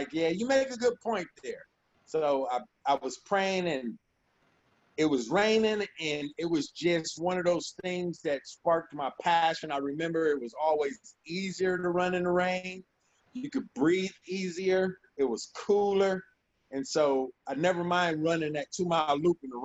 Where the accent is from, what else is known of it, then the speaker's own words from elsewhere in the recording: Ohio, United States; I grew up in Ohio